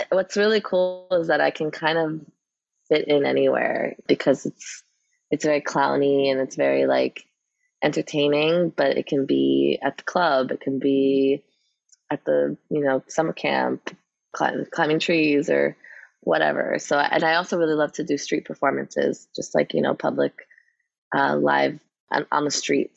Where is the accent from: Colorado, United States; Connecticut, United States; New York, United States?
New York, United States; New York City; I grew up in New York City